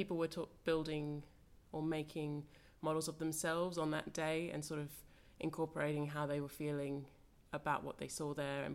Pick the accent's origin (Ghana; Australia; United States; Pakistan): Australia; moved away; I'm Australian, so I studied in Australia